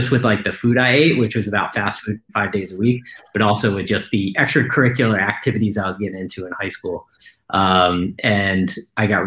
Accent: Ithaca, New York, United States; I'm from Ithaca, New York. So that's where I was born and raised.

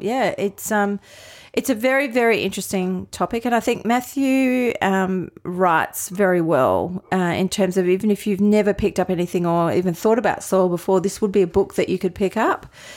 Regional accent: Adelaide, South Australia, Australia; moved away as an adult; also born or lived in Melbourne / Sydney; in Adelaide, so born and bred here

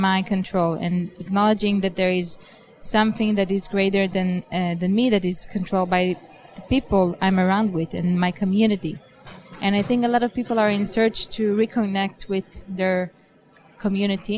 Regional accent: Israel; moved away; I am originally from Israel

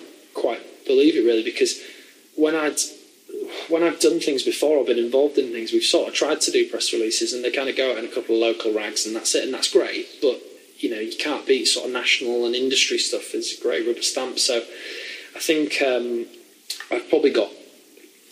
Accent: the north of England, United Kingdom; moved away; I was from the north

